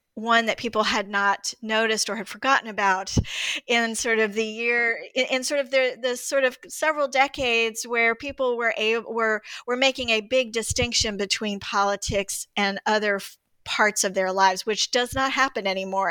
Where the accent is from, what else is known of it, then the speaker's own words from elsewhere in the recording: Greensboro, North Carolina, United States; I grew up in Greensboro, North Carolina, too